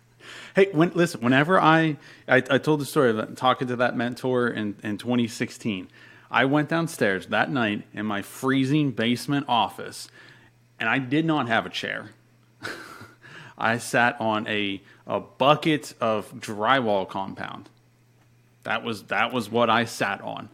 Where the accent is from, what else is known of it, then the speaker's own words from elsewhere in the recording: Pennsylvania, United States; moved away as an adult; also born or lived in Florida; I'm from Pennsylvania. Uh, moved to Florida when I was 19